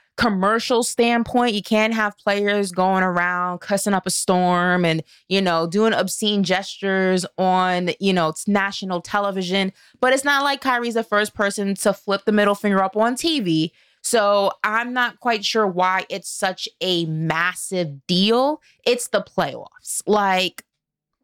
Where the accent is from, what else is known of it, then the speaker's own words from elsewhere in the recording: New York City, New York, United States; I'm from New York City.